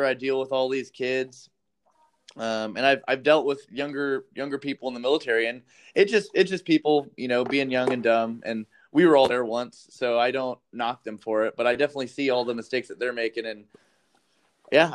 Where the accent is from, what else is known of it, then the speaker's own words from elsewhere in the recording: Las Vegas, Nevada, United States; I grew up in Vegas